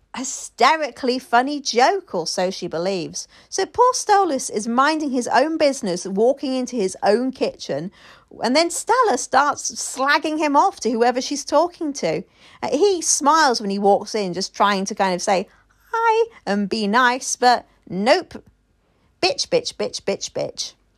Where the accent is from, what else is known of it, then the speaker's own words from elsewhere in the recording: United Kingdom; I'm a Brit